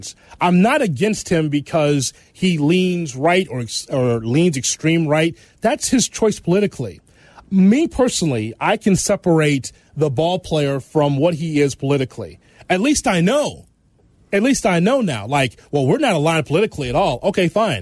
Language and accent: English; Chicago, Illinois, United States; I'm an American and I'm a mm-hmm. Chicagoan